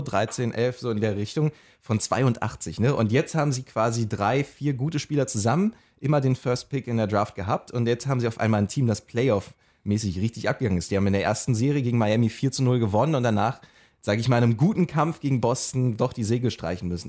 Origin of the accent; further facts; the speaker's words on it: Magdeburg, Saxony-Anhalt, Germany; da, wo ich herkomme aus Magdeburg